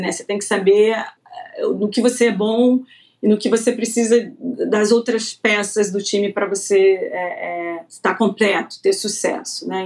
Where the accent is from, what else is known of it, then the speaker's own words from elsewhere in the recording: Rio de Janeiro, Brazil; moved away as an adult; also born or lived in Florida / Connecticut / Australia; now in United States; sou carioca, nasci, obviamente, no Rio de Janeiro.